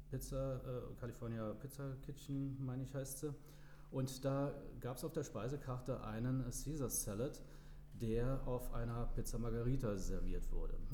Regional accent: Trier, Rhineland-Palatinate, Germany; Ich bin ein gebürtiger Trierer, ähm, aufgewachsen, eigentlich in, in Kernstadt, einem Stadtteil äh, von Trier

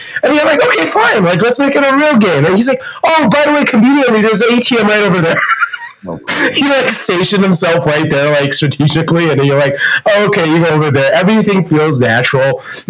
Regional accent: China; born there; I was born in China. I have a Canadian citizenship.

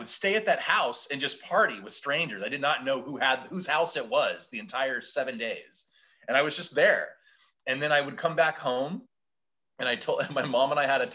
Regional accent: Portland, Oregon, United States; I'm from originally from Portland, Oregon

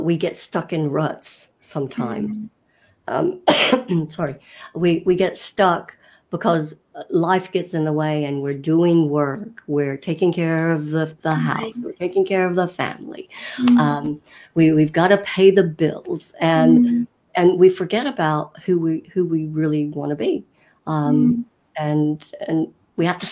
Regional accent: North Carolina, United States; I was raised in North Carolina in the States

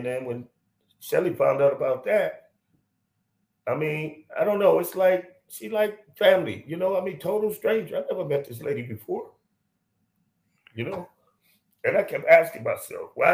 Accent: Compton, California, United States; moved away; also born or lived in Olivehurst; I grew up in Compton and went to the service

